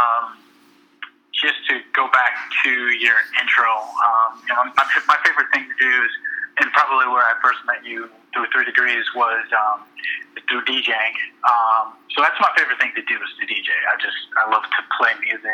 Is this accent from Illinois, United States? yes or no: yes; Elgin, Illinois, United States; I'm from Elgin, which is a suburb of Chicago